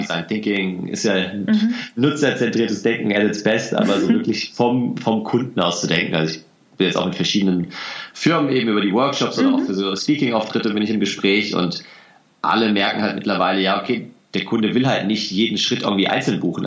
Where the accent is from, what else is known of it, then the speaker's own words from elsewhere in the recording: Hesse, Germany; ich komme aus Hessen